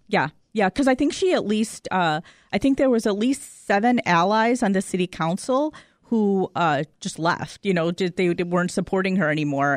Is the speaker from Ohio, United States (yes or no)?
no; Chicago suburbs, Illinois, United States; when we first moved into the suburbs out of Chicago